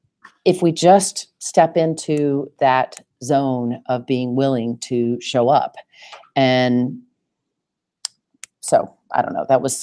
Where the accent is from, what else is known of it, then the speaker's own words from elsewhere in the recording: the South, United States; accent: Southern; I'm certain that my Southern accent, that boy, when I had to talk about money, it would get lot thicker than usual.